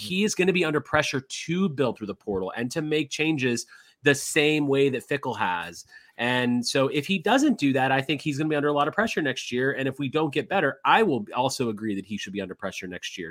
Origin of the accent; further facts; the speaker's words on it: Indiana, United States; moved away; I grew up in Indiana, I understand Indiana basketball